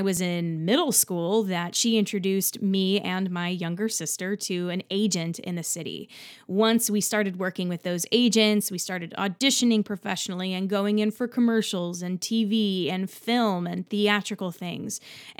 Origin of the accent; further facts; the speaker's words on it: New Jersey, United States; now in New York City, United States; I'm from Central New Jersey, and I have been performing professionally, actually, for quite some time.